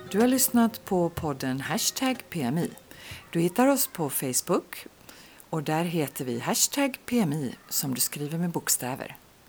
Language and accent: Swedish; Sweden; moved away; hemma i Sverige